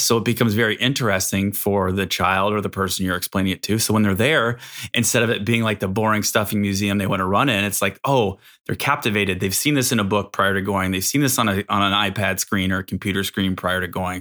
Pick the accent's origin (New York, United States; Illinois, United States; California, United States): Illinois, United States; Chicago; I'm from Chicago